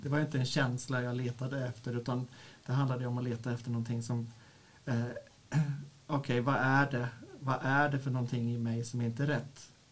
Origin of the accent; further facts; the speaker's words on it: Örebro, Örebro County, Sweden; Jag kommer från Örebro, eller ja, strax utanför Örebro, där jag är eh, föreståndare för en verksamhet som heter Stiftelsen Sanna